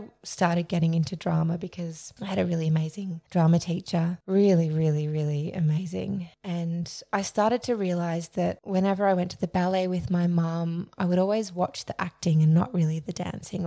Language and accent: English; Melbourne, Victoria, Australia; I was born in Melbourne. I grew up in Mount Waverley.